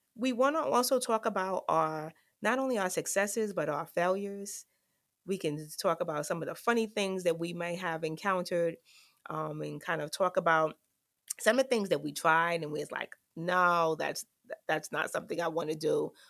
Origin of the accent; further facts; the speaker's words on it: New York City, New York, United States; I grew up in the South Bronx, um, of New York, in the projects, Claremont Village to be exact